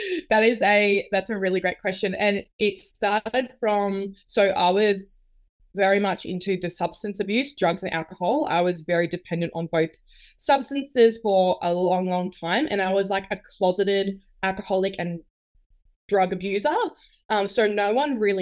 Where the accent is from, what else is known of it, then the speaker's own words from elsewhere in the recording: New South Wales, Australia; now in Queensland, Australia; So I'm originally from New South Wales